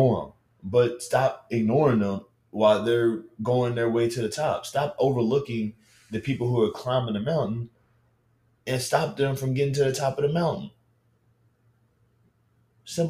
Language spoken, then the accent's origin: English; Baton Rouge, Louisiana, United States; I'm from Baton Rouge, Louisiana